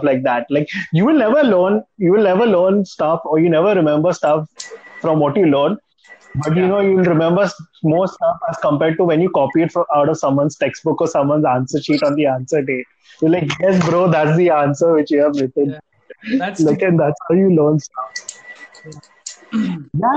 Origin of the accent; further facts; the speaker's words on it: Mumbai, Maharashtra, India; Being born and raised in Mumbai